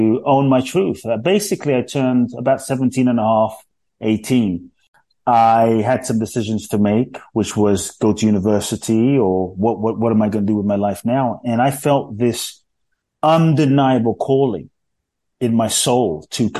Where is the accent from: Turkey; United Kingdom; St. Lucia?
United Kingdom; London; born or raised there; moved away as an adult; also born or lived in Ghana; now in United States